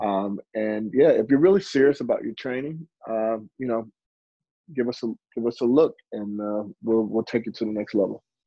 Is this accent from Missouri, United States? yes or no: yes; St. Louis, Missouri, United States; I'm originally from St. Louis, Missouri